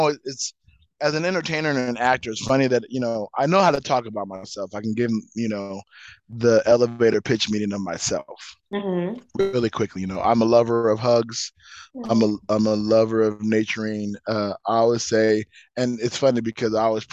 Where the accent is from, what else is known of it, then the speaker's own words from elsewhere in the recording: Southern California, United States; now in Las Vegas, United States; Born and raised in Southern California